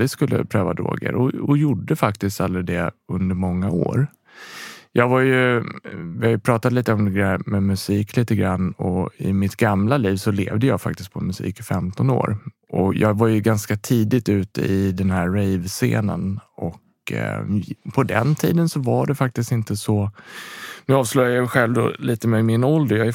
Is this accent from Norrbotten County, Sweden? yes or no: no; Rotebro, Stockholm County, Sweden; born there; Jag är född i Rotebro. Bott lite runt om i Sverige. Eh, I olika platser, olika delar i Stockholm, olika delar i, i Sverige faktiskt lite grann också.